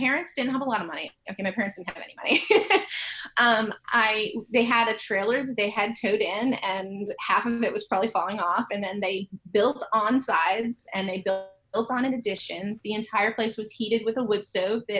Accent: Maine, United States; now in Nashville, United States; I grew up in a very small town in Maine

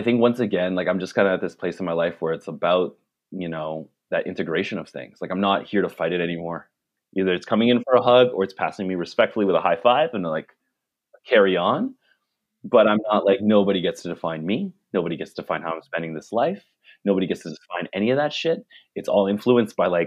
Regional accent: Ottawa, Ontario, Canada; moved away as an adult; also born or lived in Victoria; now in Vancouver, Canada; I'm from Ottawa

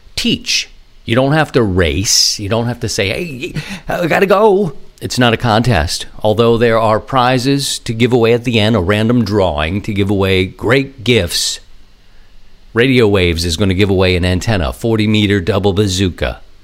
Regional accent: Maryland, United States; my home state of Maryland

